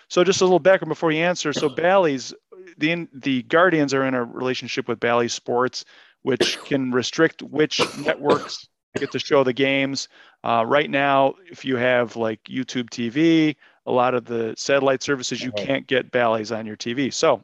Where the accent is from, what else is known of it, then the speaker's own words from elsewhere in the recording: Chicago, Illinois, United States; moved away; growing up in Chicago in the early 1980s